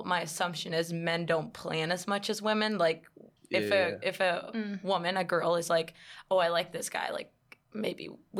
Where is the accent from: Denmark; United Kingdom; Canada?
Denmark; English is a second language; moved away; I'm from Denmark originally